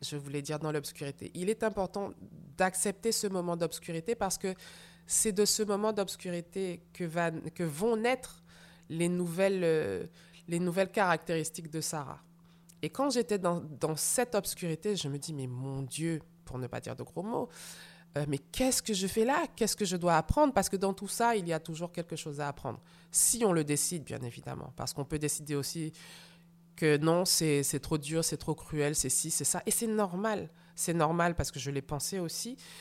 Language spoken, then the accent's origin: French; Martinique; moved away; je suis donc rentrée chez moi en Martinique avec ma maman